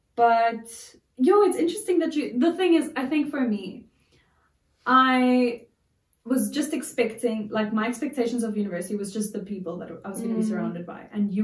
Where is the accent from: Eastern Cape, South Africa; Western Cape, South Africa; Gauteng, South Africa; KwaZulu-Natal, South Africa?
Gauteng, South Africa; Pretoria; I grew up in Pretoria.